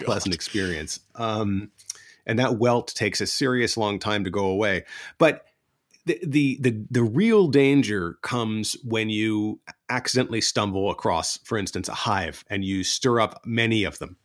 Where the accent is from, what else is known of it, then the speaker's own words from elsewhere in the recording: East Coast of the United States, United States; moved away as an adult; now in Tokyo, Japan; I grew up on the East Coast of the United States of America